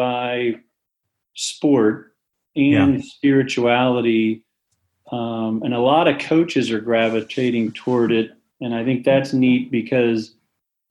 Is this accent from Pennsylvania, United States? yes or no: yes; Waynesboro, Pennsylvania, United States; I grew up in a small town, Waynesboro, Pennsylvania, about three stoplights